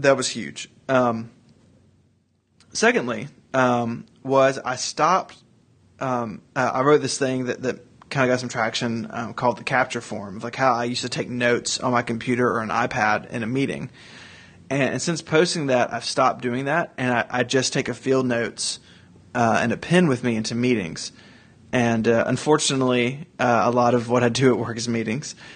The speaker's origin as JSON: {"language": "English", "region": "Tennessee", "country": "United States", "said": "I'm from Tennessee"}